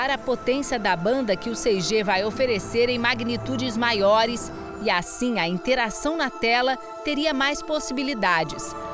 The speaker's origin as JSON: {"language": "Portuguese", "region": "Rio de Janeiro", "country": "Brazil", "tie": "born or raised there", "moved": "yes", "lives_now": "Lisbon, Portugal", "said": "a saudade da minha terra natal e visitar as praias do Rio de Janeiro."}